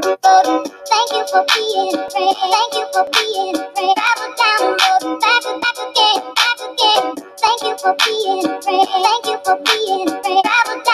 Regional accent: Indiana, United States; I'm from Indiana. You know, I'm representing from the Midwest

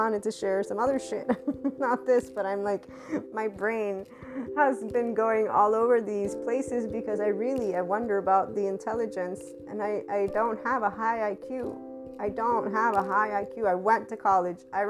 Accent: United States; my lovely heritage as an American

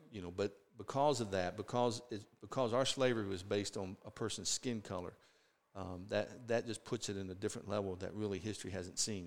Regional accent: the South, United States; growing up in the South

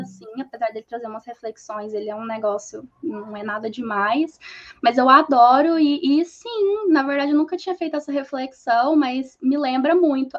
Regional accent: Uberlândia, Minas Gerais, Brazil; accent: mineiro; Eu sou de Uberlândia, Minas ah. Gerais. Aí vocês perceberam todo o sotaque mineiro

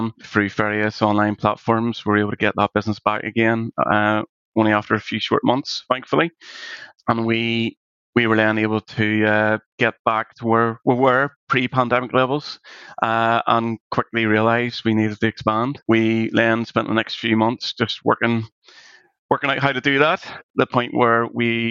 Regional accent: Northern Ireland, United Kingdom; we're Irish, Northern Irish

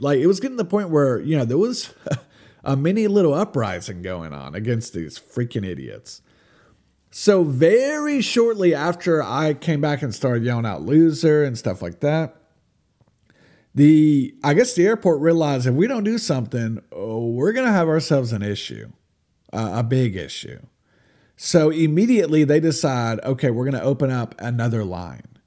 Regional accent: United States; I'm American.

